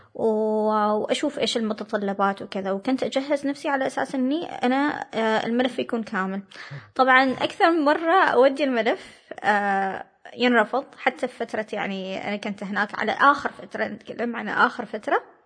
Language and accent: Arabic; Oman; also born or lived in United States; جاوا عمانيين ثانيين